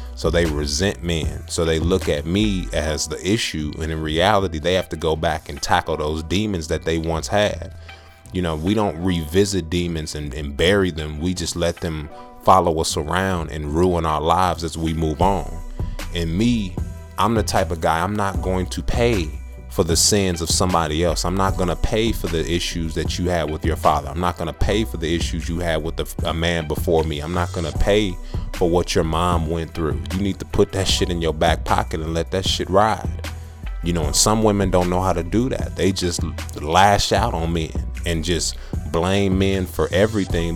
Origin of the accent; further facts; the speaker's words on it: Texas, United States; I'm from Texas